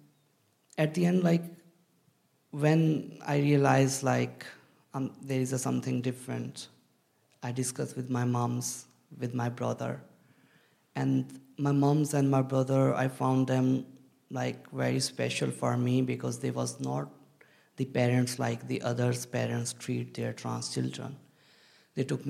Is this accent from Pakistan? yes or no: yes; Pakistan; moved away as an adult; now in United Kingdom; I'm from Pakistan